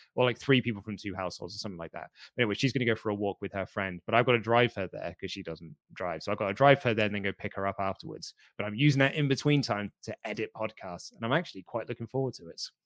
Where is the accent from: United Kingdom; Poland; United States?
United Kingdom; I'm British